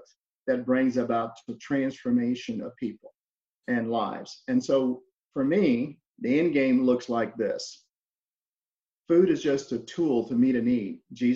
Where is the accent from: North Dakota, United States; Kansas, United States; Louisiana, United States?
Louisiana, United States; also born or lived in Missouri; now in Alabama, United States; I'm originally from Louisiana. That's where I grew up at.